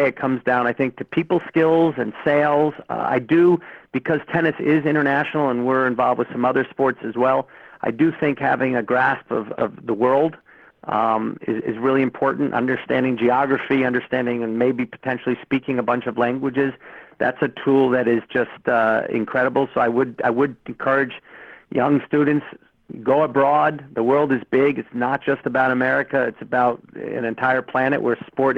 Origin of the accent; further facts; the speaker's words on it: New York City, New York, United States; moved away; I'm from New York City originally